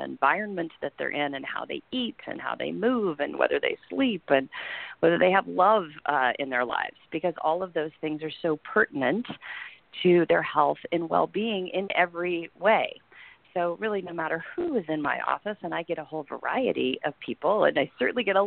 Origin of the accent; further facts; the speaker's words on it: Southern Illinois, United States; moved away as an adult; now in Santa Cruz, United States; I came to college out here, but I'm originally from Southern Illinois, and I come from families of farmers. And, you know, I spent my whole childhood in the woods